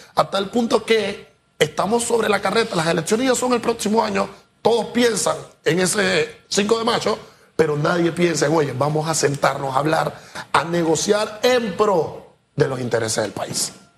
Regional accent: Panama; nosotros como panameños

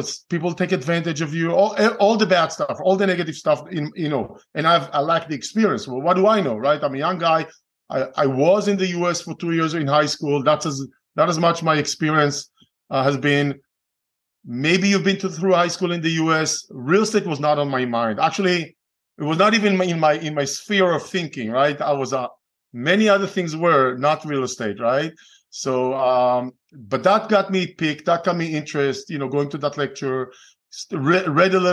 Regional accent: Israel; English is a second language; moved away as an adult; I'm originally from Israel. Okay. Born and raised, spent 3 years in the Israeli military

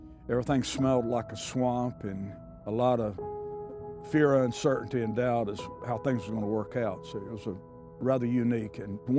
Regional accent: Angier, North Carolina, United States; I said, I'm from North Carolina.

